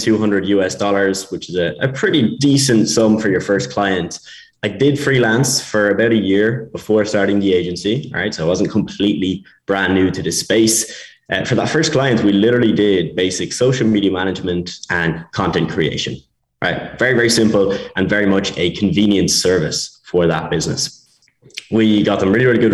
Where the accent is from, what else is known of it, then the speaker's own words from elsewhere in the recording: Ireland; accent: Irish; moved away as an adult; also born or lived in Spain / Bulgaria; I'm Irish, as you can probably tell from the accent.